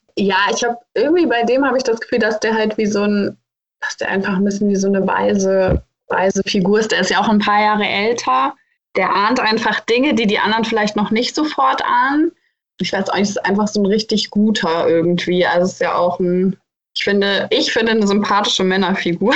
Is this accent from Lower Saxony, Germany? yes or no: yes; Hildesheim, Lower Saxony, Germany; ich komme ja aus Hildesheim und ich kenne diesen Ort dadurch, dass ich da aufgewachsen bin